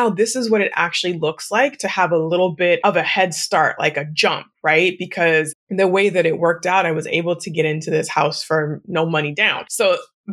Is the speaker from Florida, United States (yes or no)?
no; Newberg, Oregon, United States; as a kid, I grew up on Wilkerson Way.